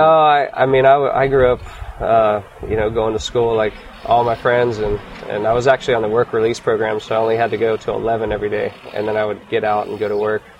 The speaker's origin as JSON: {"language": "English", "town": "Jacksonville", "region": "Florida", "country": "United States", "tie": "born or raised there", "said": "I grew up in Jacksonville, Jacks Beach, Florida"}